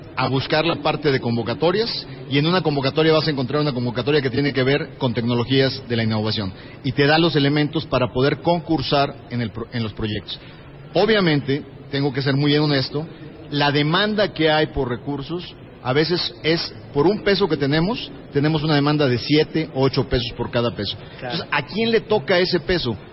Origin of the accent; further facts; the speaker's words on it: Mexico; se siente orgulloso como mexicano